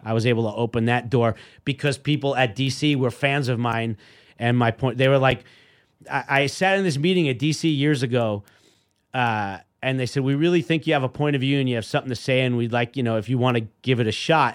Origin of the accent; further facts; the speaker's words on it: New York City, New York, United States; we grew up in Queens